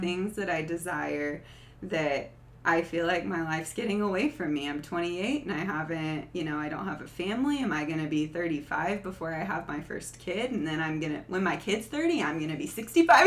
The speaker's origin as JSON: {"language": "English", "region": "the South", "country": "United States", "tie": "born or raised there", "said": "I grew up in the South"}